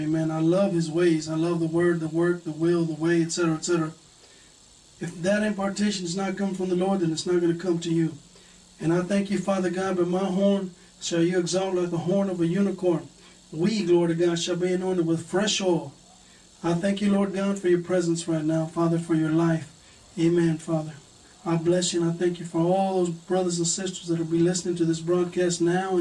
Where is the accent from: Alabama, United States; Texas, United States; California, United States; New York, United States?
Texas, United States; I'm from Texas. I was born here in Texas